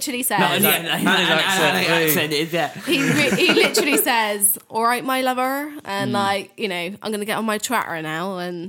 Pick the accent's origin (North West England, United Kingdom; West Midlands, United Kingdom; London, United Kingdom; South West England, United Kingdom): South West England, United Kingdom; Somerset, West Country; moved away; if I run into someone else that's from Somerset or the West Country, I'm like, oh, you know, that old familiar feeling of like hearing that accent or certain words that are said in Somerset which aren't said here. And I don't have a particularly strong accen